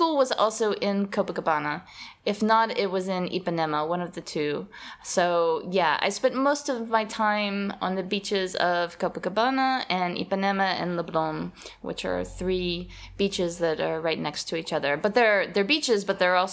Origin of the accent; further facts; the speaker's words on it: Alabama, United States; moved away as an adult; also born or lived in Rio de Janeiro, Brazil; Growing up in the States and particularly in Alabama